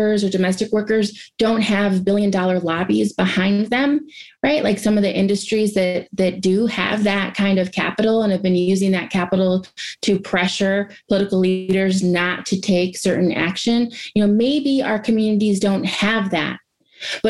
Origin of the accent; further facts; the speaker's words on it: Ohio, United States; I'm from Ohio and based in Ohio